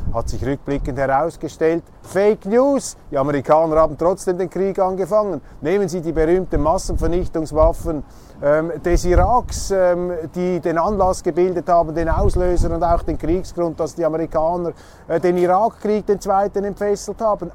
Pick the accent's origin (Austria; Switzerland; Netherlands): Switzerland; bei uns in der Schweiz